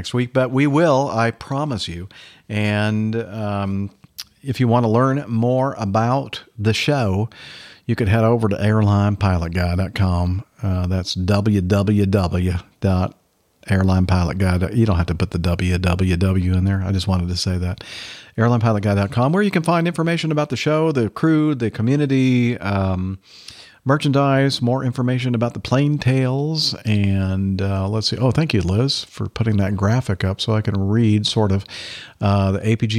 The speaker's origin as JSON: {"language": "English", "region": "Southern California", "country": "United States", "tie": "born or raised there", "also_born_or_lived": "Southern U.S.", "moved": "yes", "said": "I grew up in Southern California"}